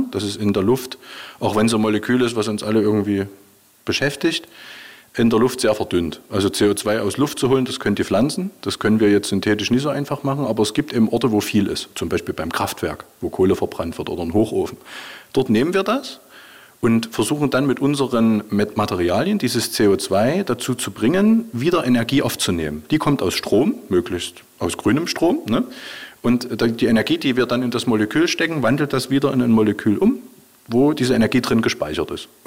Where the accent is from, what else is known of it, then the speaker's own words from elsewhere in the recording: Dresden, Saxony, Germany; now in Jena, Germany; Und Jena ist da schon Glück, weil ich bin Dresdner.